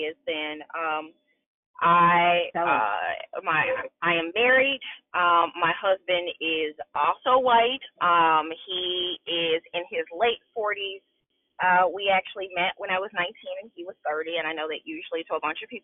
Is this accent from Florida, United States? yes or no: no; Chicago, Illinois, United States; moved away as an adult; now in West Central Indiana, United States; I was born and raised in Chicago